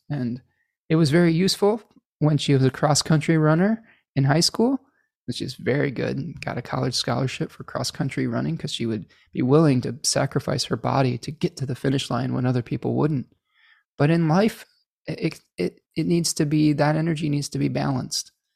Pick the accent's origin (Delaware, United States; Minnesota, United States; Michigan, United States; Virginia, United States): Michigan, United States; in Michigan, my home state